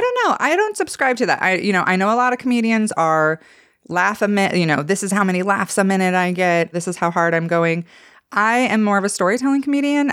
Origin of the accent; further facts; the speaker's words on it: Idaho, United States; I'm from Idaho